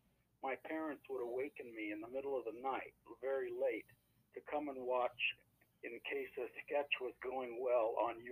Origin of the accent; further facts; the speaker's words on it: Los Angeles, California, United States; So I grew up in L.A. because my dad worked in Hollywood, obviously. And actually, I grew up in Ricardo Montalban's house, which my parents purchased many years ago.